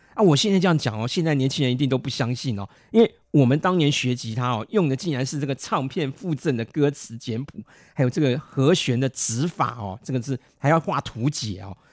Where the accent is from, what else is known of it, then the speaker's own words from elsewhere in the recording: Beitou, Taipei, Taiwan; 我们北投有三个特色嘛